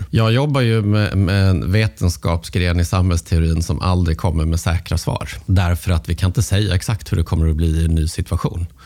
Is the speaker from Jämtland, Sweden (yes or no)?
no; Malmö, Skåne, Sweden; Eh, ja, men som Malmöbo.